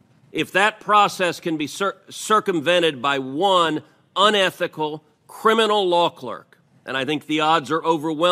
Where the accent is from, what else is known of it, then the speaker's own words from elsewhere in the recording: Texas, United States; redder states like my home state of Texas will adopt meaningful restrictions